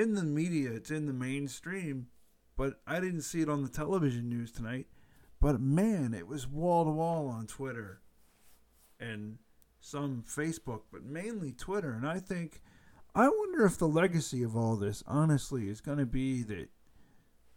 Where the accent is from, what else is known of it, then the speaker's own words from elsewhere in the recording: United States; I'm an American